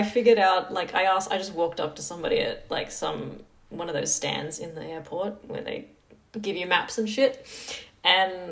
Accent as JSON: {"language": "English", "town": "Sydney", "region": "New South Wales", "country": "Australia", "tie": "born or raised there", "said": "I like barely moved out of my where I grew up in Western Sydney."}